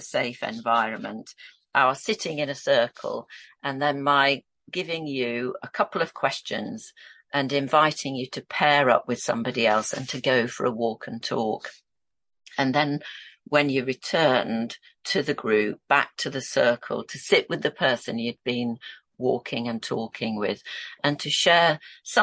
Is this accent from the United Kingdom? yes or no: yes; Yorkshire and the Humber, United Kingdom; So I was born and brought up in Yorkshire, and this is where I'm a Yorkshire lass